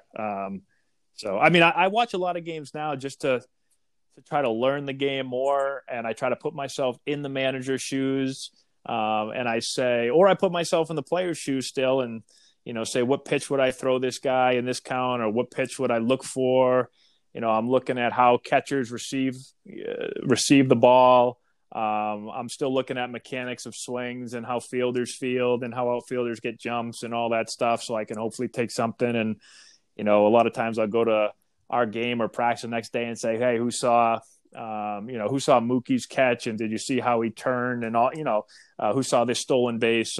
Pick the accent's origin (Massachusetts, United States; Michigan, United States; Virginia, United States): Massachusetts, United States; Boston; I am from Boston. I grew up a Red Sox fan